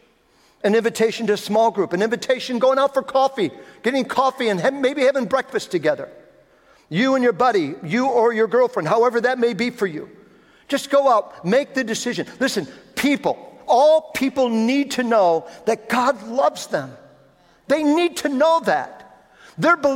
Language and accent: English; Philadelphia, Pennsylvania, United States; On July 5th, 1971, in the south side of Philadelphia, Pennsylvania, 16 years old, raised Roman Catholic, I gave my life to Jesus